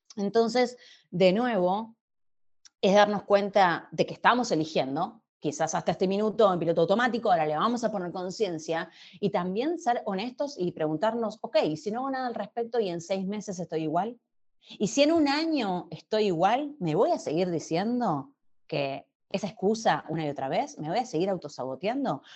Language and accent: Spanish; Argentina; soy argentina viviendo en Argentina